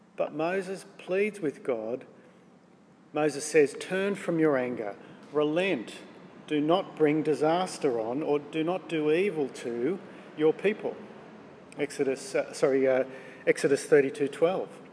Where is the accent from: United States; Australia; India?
Australia; We're Australian